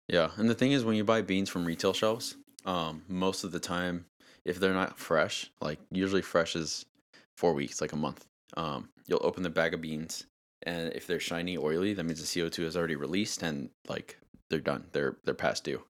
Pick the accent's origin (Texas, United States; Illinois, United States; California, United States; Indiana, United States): California, United States; Torrance; I'm from Torrance.